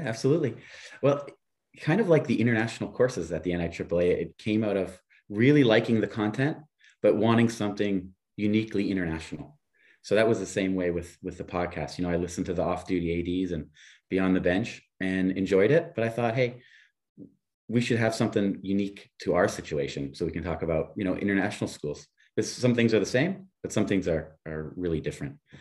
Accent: Niagara Falls, Ontario, Canada; moved away as an adult; also born or lived in Buffalo / Europe; I grew up beside Niagara Falls, Canada

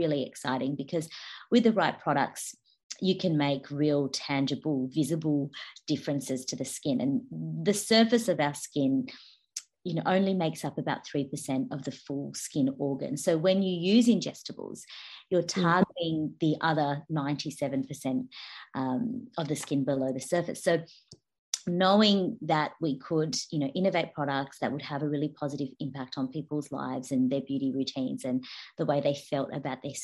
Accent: Australia; accent: Australian; also born or lived in Brazil; I was born in Brazil, actually. I mean, you can tell by my accent, I'm Australian. I've moved to Brazil when I was 6 years old. I moved to Australia

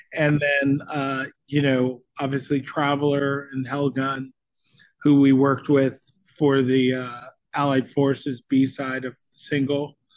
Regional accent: Florida, United States; now in Nashville, United States; we're from Florida, and now we're based in Nashville, Tennessee.

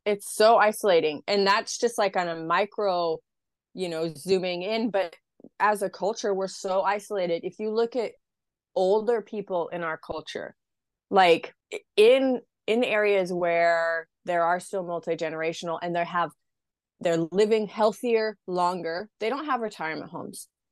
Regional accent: Idaho, United States; moved away as an adult; now in Australia; I'm from Idaho originally. So it's, like, very rural, very conservative.

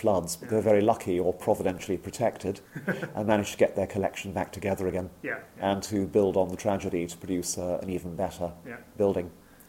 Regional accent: India; born there; I was born in India myself

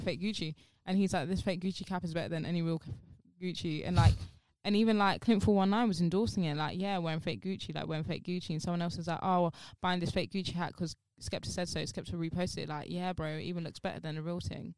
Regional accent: London, United Kingdom; I'm London. Like, I'm from London

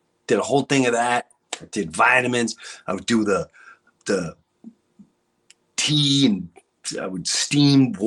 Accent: Long Island, New York, United States; moved away; also born or lived in Florida; I grew up in Long Island

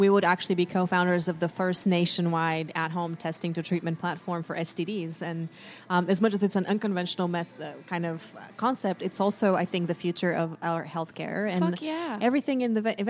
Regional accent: Bulgaria; moved away as an adult; now in United States; I'm actually born and raised in Bulgaria

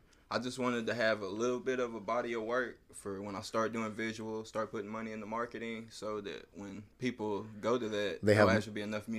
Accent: Georgia, United States; I'm from here, bro.

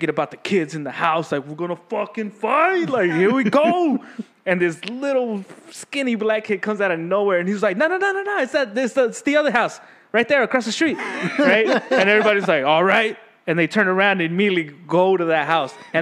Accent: Austin, Texas, United States; I grew up in Dove Springs area

